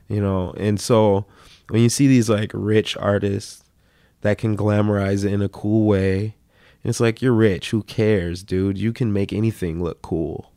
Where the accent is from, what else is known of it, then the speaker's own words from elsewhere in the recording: Minneapolis, Minnesota, United States; growing up in South Minneapolis